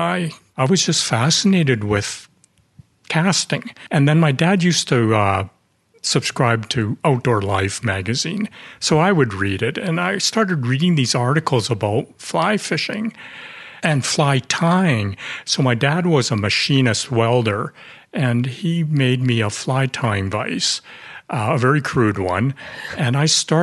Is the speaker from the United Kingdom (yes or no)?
no; Vancouver, British Columbia, Canada; So I was born in Vancouver, raised in Vancouver, and did all my education in Vancouver as well